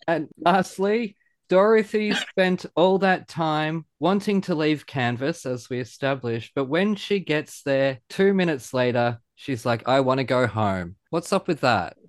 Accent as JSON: {"language": "English", "country": "Australia", "said": "being an Aussie rules boy"}